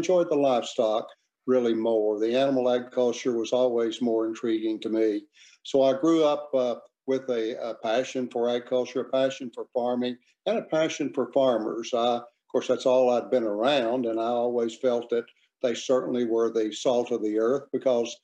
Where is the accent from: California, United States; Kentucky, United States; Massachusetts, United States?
Kentucky, United States; McHenry; also born or lived in Germany / Missouri; I grew up here in Kentucky, in Ojai County, actually, on a very poor farm